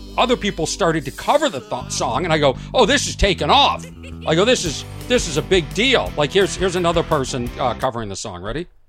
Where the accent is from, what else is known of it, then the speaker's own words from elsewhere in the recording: Boston, Massachusetts, United States; I'm from Boston.